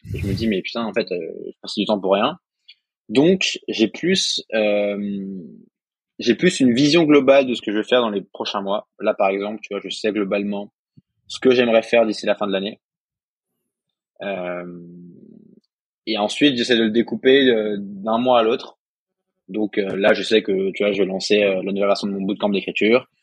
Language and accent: French; Alsace, Grand Est, France; moi, je suis alsacien